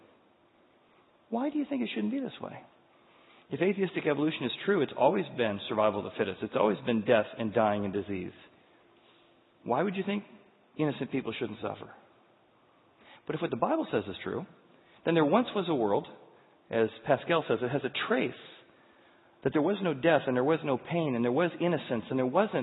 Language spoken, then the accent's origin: English; United States; as an American